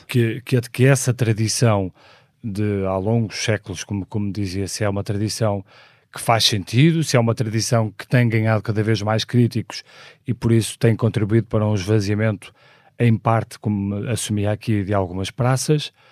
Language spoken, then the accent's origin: Portuguese; Porto, Norte, Portugal; nasci no Porto em 1976